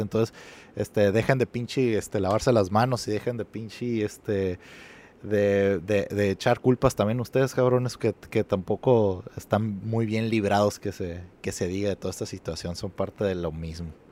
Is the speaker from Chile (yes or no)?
no; Mexico; para mí como mexicano sí es fácil empatizar